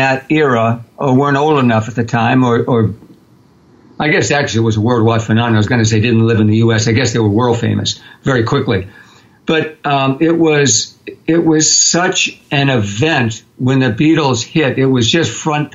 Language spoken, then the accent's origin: English; Arlington, Massachusetts, United States; I grew up in Arlington, Massachusetts, and it's a sort of a bedside community outside of Cambridge, which is outside of Boston